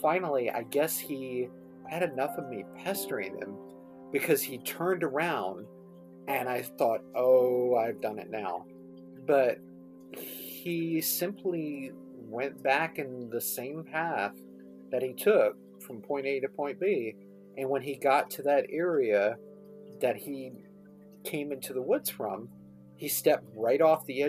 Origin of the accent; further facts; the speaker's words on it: Mathews County, Virginia, United States; my hometown of Matthews County